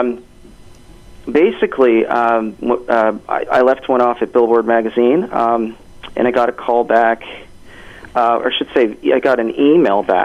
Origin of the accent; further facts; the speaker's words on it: Hamilton, Ontario, Canada; moved away as an adult; also born or lived in New York; now in Toronto, Canada; I was born in Hamilton and raised in Hamilton, and then I moved out to New York, and I'm based out of Toronto.